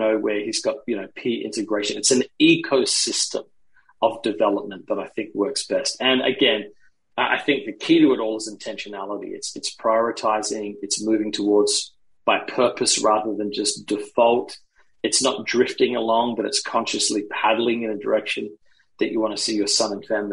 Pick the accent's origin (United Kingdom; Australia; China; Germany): Australia; moved away; I grew up in Australia. So I took my son to Australia so he could see the values that shaped me